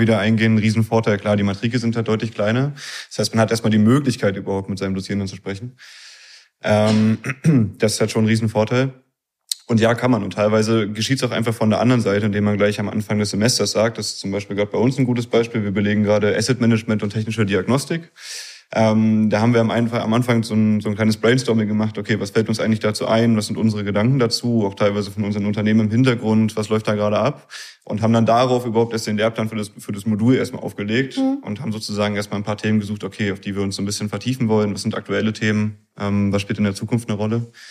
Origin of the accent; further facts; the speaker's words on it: Berlin area, Germany; accent: leichter nordischer Dialekt; moved away as an adult; now in Zittau, Germany; ich komme aus dem Raum Berlin tatsächlich